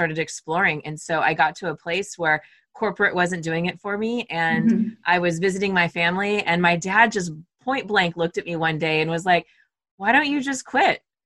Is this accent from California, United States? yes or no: yes; Southern California, United States; moved away as an adult; also born or lived in Arizona / San Francisco; I grew up in Southern California, went to Arizona, moved to San Francisco